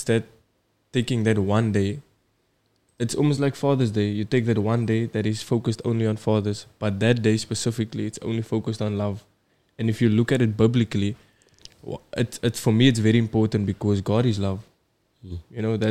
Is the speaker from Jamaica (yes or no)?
no; Cape Town, Western Cape, South Africa; I'm also from Bela.